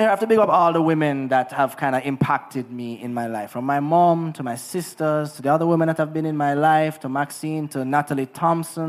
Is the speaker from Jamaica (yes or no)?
yes; Negril, Jamaica; Growing up in Negril was amazing